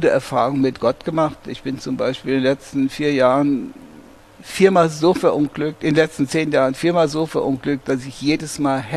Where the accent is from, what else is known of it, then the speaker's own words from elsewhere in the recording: Hesse, Germany; Rheingau ist meine Heimat. Hier drüben im ersten Stock bin ich geboren, 1945. Und ich war noch nie länger als am Stück 28 Tage von diesem Stückchen Erde entfernt.